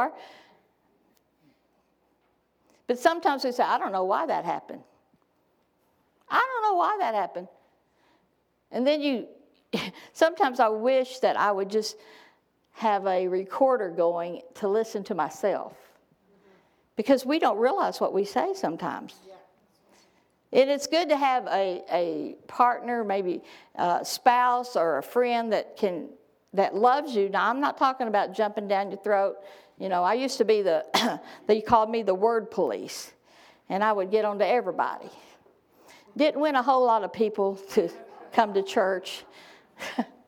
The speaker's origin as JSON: {"language": "English", "town": "Texarkana", "region": "Texas", "country": "United States", "tie": "born or raised there", "also_born_or_lived": "Saskatchewan", "moved": "yes", "said": "my hometown in Texas"}